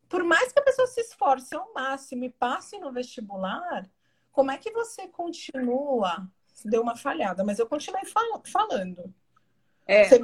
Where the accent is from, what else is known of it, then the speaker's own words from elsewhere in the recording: Brazil; eu também não sou vista como branco porque eu sou brasileiro